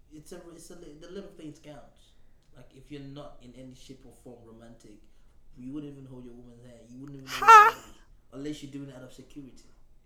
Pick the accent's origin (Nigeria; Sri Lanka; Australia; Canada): Nigeria; moved away; I came from Nigeria.